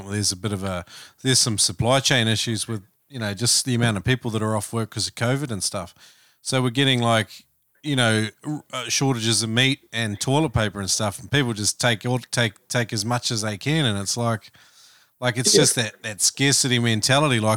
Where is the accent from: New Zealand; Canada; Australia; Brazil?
New Zealand; Taranaki; growing up in Taranaki